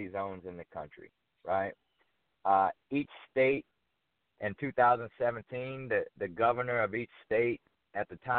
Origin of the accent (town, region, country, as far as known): Fort Myers, Florida, United States; born or raised there; moved away as an adult; also born or lived in New York; now in Atlanta, United States